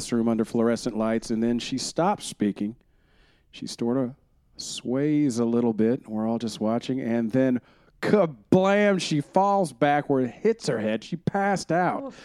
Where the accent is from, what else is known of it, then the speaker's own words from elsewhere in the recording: Texas, United States; I was born in Texas